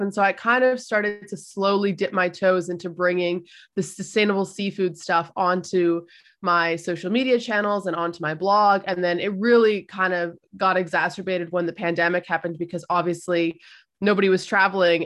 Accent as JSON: {"language": "English", "country": "Canada", "tie": "born or raised there", "said": "I was born in Canada, like, my family comes from those islands"}